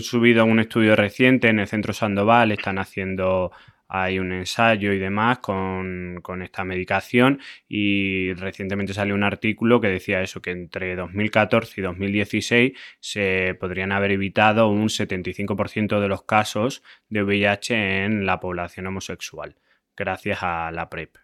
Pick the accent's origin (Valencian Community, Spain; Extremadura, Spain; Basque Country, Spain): Extremadura, Spain; Yo siempre quiero llevar mi tierra por bandera, Extremadura